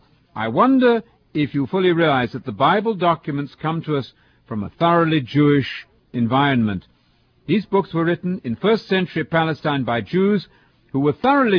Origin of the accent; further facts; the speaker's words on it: England, United Kingdom; now in United States; You've probably detected that my accent is foreign. I'm from England, of course